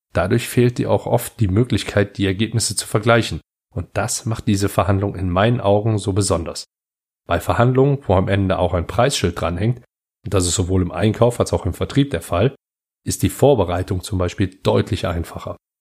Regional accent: Heinsberg district, North Rhine-Westphalia, Germany; ich komme aus dem Kreis Heinsberg

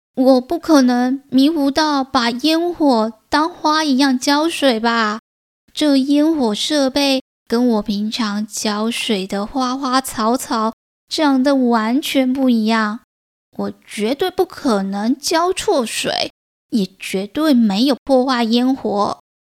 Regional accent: Taichung, Taiwan; 身为台中人

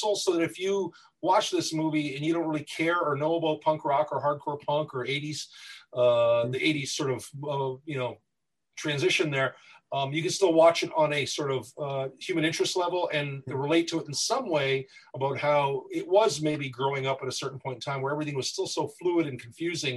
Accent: Windsor, Ontario, Canada; also born or lived in Toronto, Ontario; I was born in Toronto, raised in Windsor, but formed in Detroit

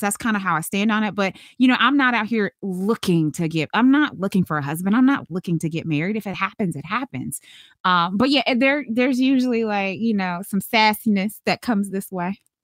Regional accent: Charlotte, North Carolina, United States; moved away; I'm originally from Charlotte, North Carolina

